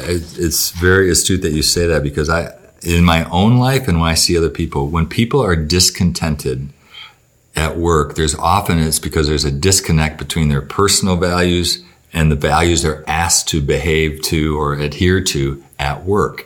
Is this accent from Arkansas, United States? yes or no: no; Battle Creek, Michigan, United States; I grew up in Battle Creek, Michigan